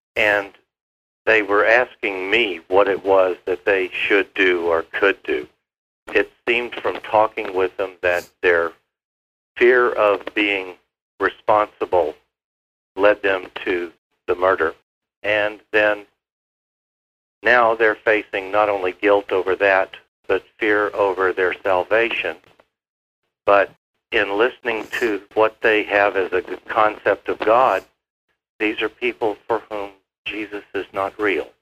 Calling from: Baton Rouge, Louisiana, United States; I'm calling from Baton Rouge, Louisiana

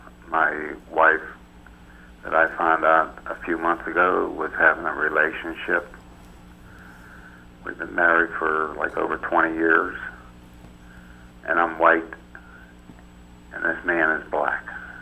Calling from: Pennsylvania, United States

